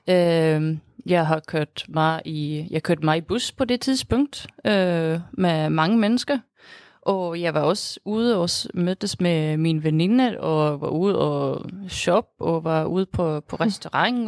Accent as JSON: {"language": "Danish", "country": "Sweden", "also_born_or_lived": "Denmark", "second_language": "Danish", "moved": "as an adult", "lives_now": "Aarhus, Denmark", "said": "jeg er fra Sverige. Men jeg har så boet her i Danmark i snart syv år"}